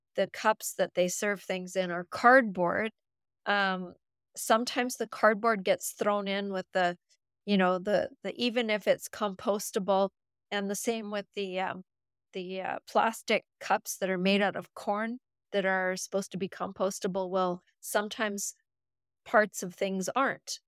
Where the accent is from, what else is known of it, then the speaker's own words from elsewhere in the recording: Canada; I'm from Canada